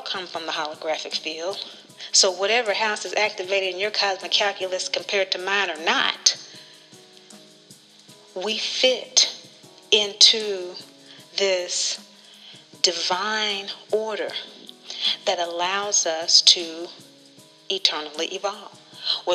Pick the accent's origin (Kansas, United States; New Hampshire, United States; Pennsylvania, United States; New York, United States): Kansas, United States; from Kansas, born into a very loving family